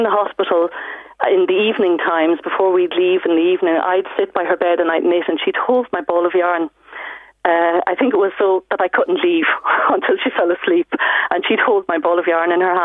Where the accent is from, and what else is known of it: Ireland; born or raised there; moved away as an adult; also born or lived in Cork; now in Germany